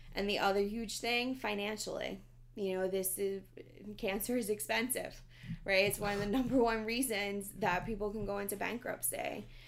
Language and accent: English; New York City, New York, United States; I grew up in the Bronx.